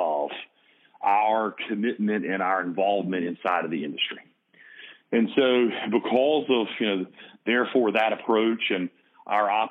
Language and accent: English; the South, United States; accent: Southern; as you can tell by my accent, I'm from the South, and it's not it's not South Jersey